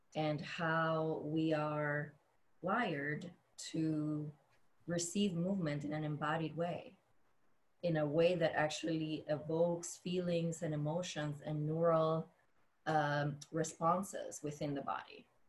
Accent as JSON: {"language": "English", "country": "Dominican Republic", "tie": "born or raised there", "moved": "yes", "said": "I grew up in the Dominican Republic."}